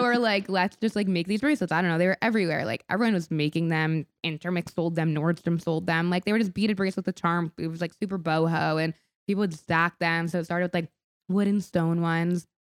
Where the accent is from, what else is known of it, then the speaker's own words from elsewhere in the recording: Rochester, New York, United States; So Stony Clover Lane is the street my sister and I grew up on in Rochester, New York. We were in Rochester when we were starting making these beaded bracelets. Spent our summers there.